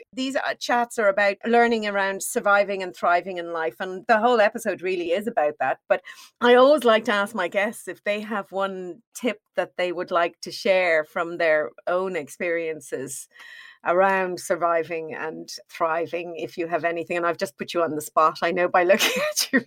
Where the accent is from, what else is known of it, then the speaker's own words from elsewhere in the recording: Ireland; I'm Irish.